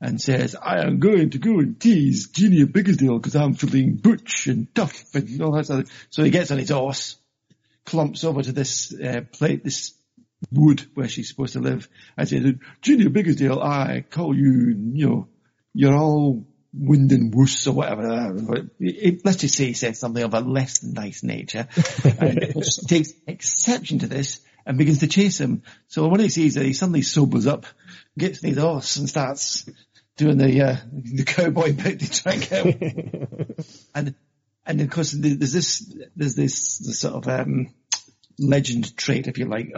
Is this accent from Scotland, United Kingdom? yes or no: yes; Glasgow, Scotland, United Kingdom; moved away; also born or lived in Dumfries; I was born in Glasgow actually myself